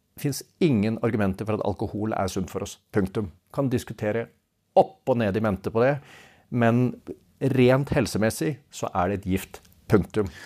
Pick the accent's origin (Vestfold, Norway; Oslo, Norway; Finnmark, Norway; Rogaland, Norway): Vestfold, Norway; Svelvik; Jeg kommer jo fra Svelvik